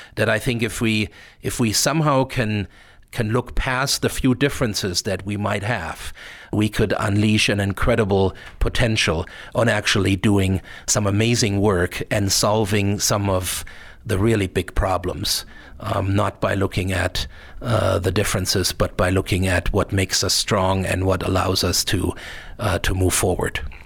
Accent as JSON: {"language": "English", "area": "near Frankfurt", "region": "Hesse", "country": "Germany", "tie": "born or raised there", "moved": "yes", "lives_now": "Missoula, United States", "said": "I spend a lot of time, uh, growing up in Germany, uh, in Frankfurt, um, which, uh, was only about thirty miles away from where I grew up."}